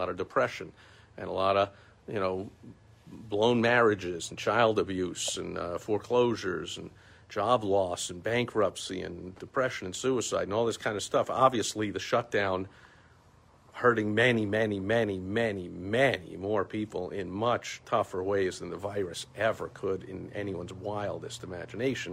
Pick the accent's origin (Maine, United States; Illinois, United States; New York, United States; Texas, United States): New York, United States; New York City; I'm from New York, from New York City